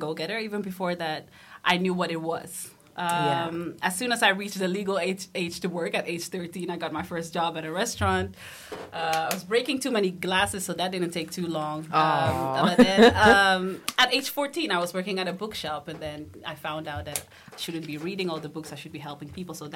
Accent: Almere, Flevoland, Netherlands; also born or lived in Amsterdam; We moved to the city of Almere later on at age 9

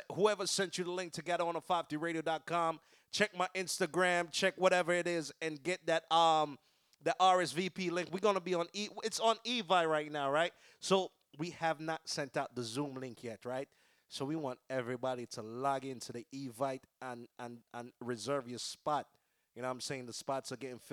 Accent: Jamaica; I was born in Jamaica. I'm not from Trinidad.

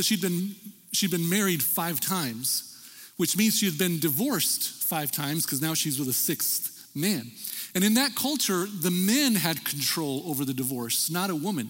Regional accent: El Paso, Texas, United States; growing up in El Paso, Texas

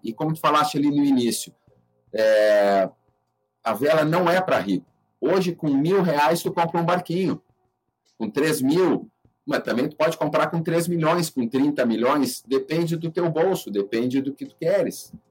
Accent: Rio Grande, Rio Grande do Sul, Brazil; moved away as an adult; also born or lived in Curitiba; now in Ilhabela, Brazil; Eu, eu me criei no Rio Grande Yacht Club, lá que é o clube mais antigo do estado hoje, lá no extremo sul

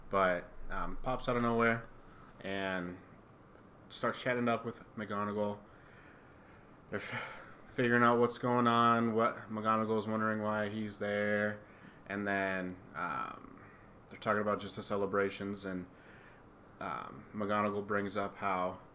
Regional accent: United States; We are American.

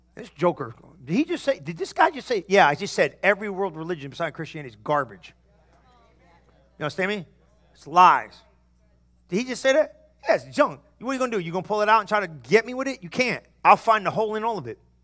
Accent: New Jersey, United States; I'm from New Jersey

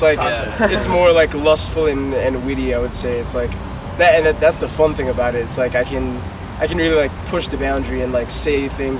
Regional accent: New York City, New York, United States; I'm actually like from Brooklyn, like born and raised

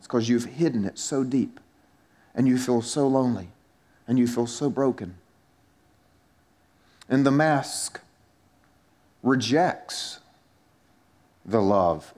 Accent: South Carolina, United States; moved away as an adult; I was from South Carolina and had an accent that it shows that I'm from South Carolina

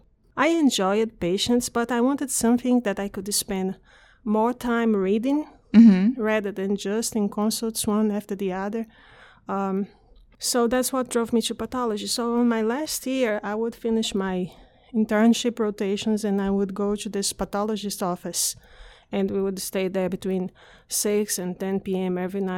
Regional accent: Brazil; moved away as an adult; now in United States; I'm originally from Brazil.

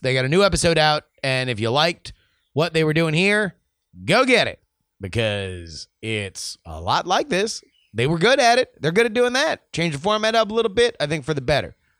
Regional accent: United States; we're from America

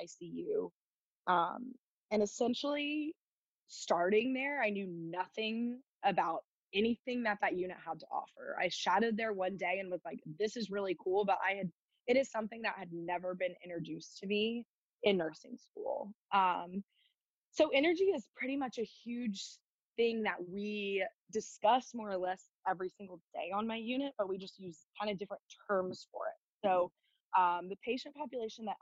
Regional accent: Alabama, United States; moved away as an adult; now in Washington, DC, United States; I'm from Alabama

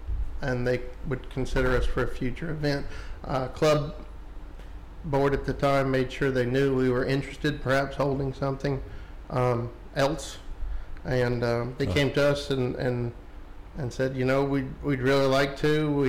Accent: James Island, South Carolina, United States; James Island.

